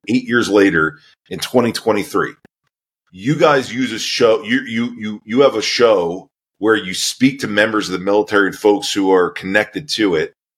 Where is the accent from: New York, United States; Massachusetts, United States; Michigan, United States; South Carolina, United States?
New York, United States; Merrick; I was born in New York, a uh, town called Merrick, just outside of New York City, so on the south shore of Long Island